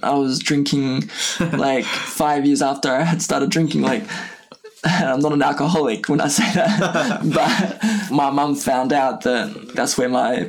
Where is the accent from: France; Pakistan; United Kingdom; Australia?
France; Like I grew up in a very small traditional village in the high mountains of not the Alps, but close to the Alps.